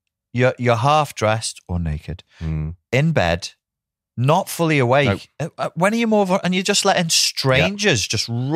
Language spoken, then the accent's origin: English; Wirral, North West England, United Kingdom; because we're from the Wirral, we say gull instead